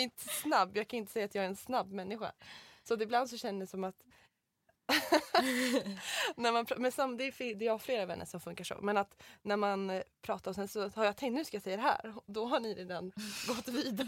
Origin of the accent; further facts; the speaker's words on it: Mora, Dalarna County, Sweden; moved away; jag var hemma i Mora då